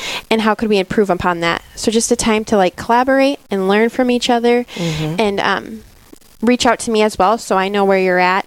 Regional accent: Dell Rapids, South Dakota, United States; I'm from Del Rapids, South Dakota. South Dakota girl, born and raised here

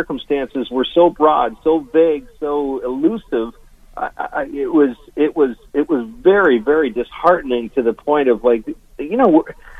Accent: Canada; I'm a Canadian

